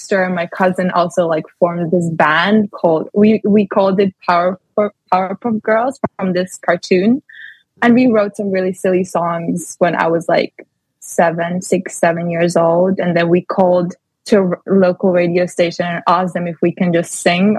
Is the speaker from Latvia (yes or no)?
yes; Latvia; moved away as an adult; now in London, United Kingdom; after high school in Latvia, because I'm from Latvia